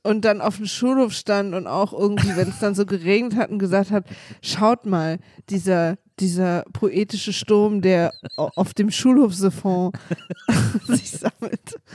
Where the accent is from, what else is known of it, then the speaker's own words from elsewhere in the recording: East Germany, Germany; ich bin halt Ossi, wir hatten keine Religion, das ist bei uns einfach kein Thema gewesen.